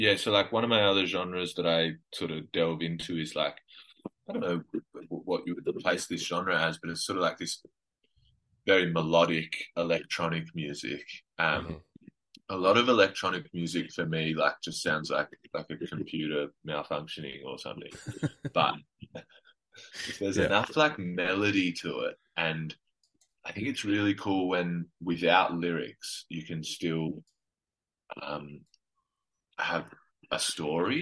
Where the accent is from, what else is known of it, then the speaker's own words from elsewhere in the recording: Adelaide, South Australia, Australia; I grew up in Adelaide